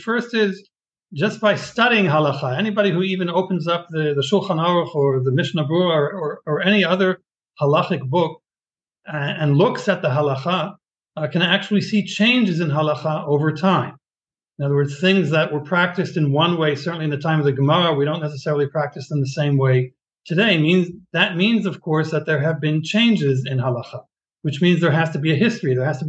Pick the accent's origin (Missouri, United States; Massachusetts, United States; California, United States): Massachusetts, United States; Boston; now in Israel; I was born in Boston many years ago, and my childhood and adolescence. I was raised both in Boston and in Israel on and off, a year or two here, a year or two there.